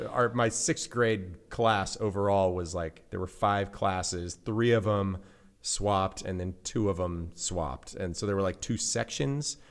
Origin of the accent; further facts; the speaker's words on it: Central Sierras, California, United States; I grew up in the Central Sierras in California